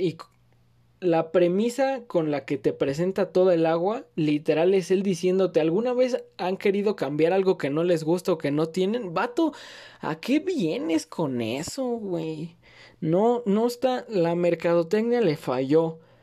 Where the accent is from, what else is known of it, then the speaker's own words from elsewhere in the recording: Mexico; viven en mi país